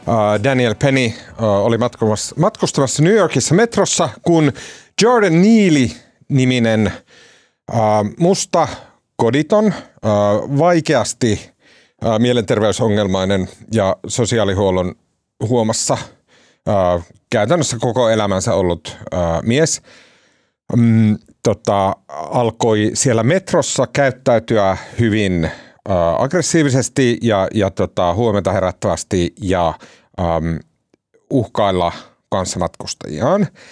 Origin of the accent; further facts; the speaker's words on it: Oulu, North Ostrobothnia, Finland; also born or lived in Kempele; mä oon oululainen